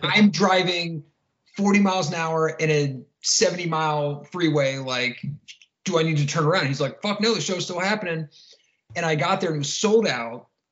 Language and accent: English; Columbus, Ohio, United States; I'm from uh, Columbus, Ohio, uh, born and raised